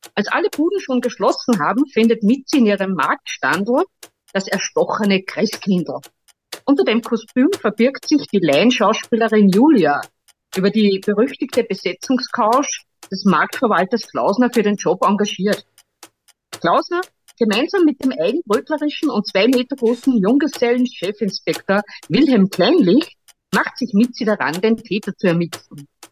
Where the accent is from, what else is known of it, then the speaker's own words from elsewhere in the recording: Steyr, Upper Austria, Austria; ich komme aus Steyr, Oberösterreich